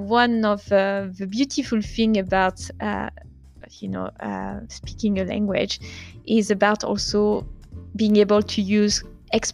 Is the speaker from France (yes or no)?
yes; France; first language French; English is a second language; born and raised in France, always, you know, French is my mother tongue